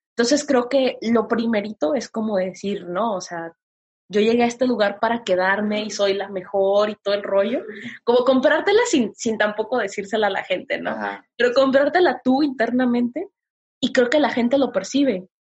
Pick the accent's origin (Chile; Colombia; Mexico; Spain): Mexico; Tepic, Nayarit